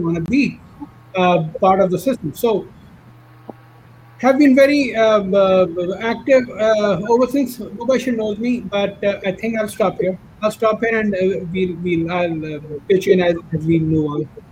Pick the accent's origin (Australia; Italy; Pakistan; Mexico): Pakistan; now in Maryland, United States; I am an immigrant, I'm a Pakistani